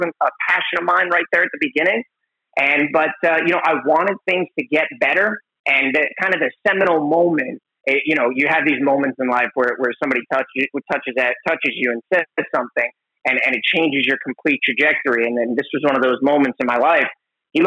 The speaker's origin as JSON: {"language": "English", "area": "Long Island", "region": "New York", "country": "United States", "tie": "born or raised there", "moved": "as an adult", "said": "I grew up in Long Island, New York"}